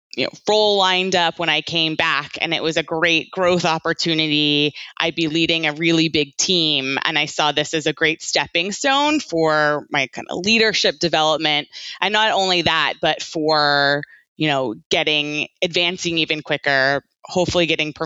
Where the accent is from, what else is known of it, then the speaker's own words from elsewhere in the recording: Virginia, United States; moved away as an adult; also born or lived in Georgia; now in London, United Kingdom; I grew up in Virginia